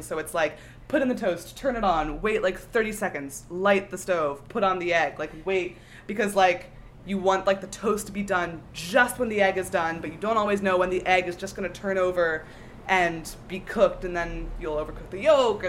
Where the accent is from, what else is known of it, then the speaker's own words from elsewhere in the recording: outside of Philly, New Jersey, United States; I'm from South Jersey, outside of Philly